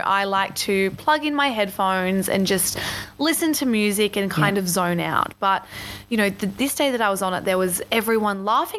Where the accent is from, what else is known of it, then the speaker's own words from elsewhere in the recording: Sydney, New South Wales, Australia; now in Melbourne, Australia; I moved from Sydney a year and a half ago to Melbourne, and I'm now catching the tram